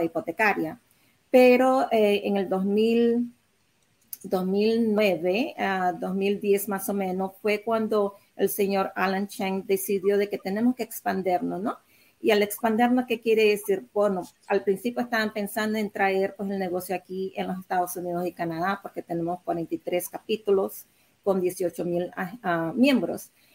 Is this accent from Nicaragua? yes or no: yes; Nicaragua; now in United States; mis padres son chinos, pero yo nací allá en Nicaragua